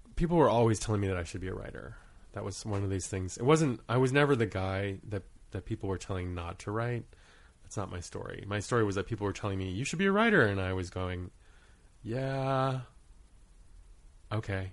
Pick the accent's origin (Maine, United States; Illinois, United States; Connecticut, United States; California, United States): Maine, United States; moved away as an adult; also born or lived in Rhode Island / Guam / Kauai / Truk; starting at age six, I grew up in Maine, and when I left school, for school at the age of eighteen, we had stayed there for the majority of my childhood.